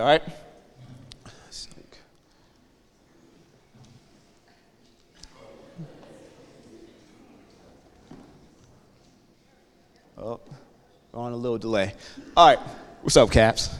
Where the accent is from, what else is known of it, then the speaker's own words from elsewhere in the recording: outside Columbus, Western Ohio, United States; I'm originally from Western Ohio, right outside of Columbus, Ohio